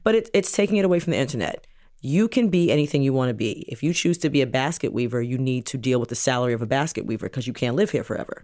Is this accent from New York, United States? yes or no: yes; New York City, New York, United States; also born or lived in Jamaica (ancestry); now in New Jersey, United States; we grew up in New York City